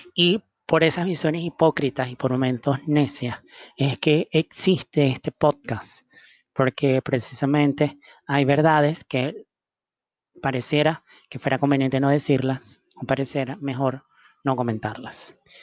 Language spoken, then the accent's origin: Spanish; Venezuela; los venezolanos fuimos a, cumplir los espacios profesionales